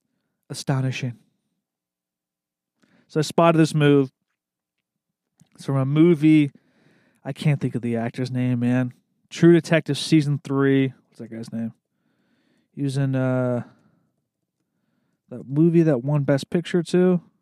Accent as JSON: {"language": "English", "region": "the South", "country": "United States", "tie": "born or raised there", "said": "I grew up in the South, and chicken wings were a staple for every Sunday football week"}